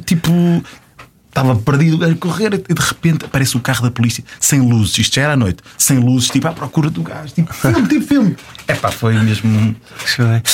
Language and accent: Portuguese; Lisbon, Portugal; somos de Portugal, Lisboa.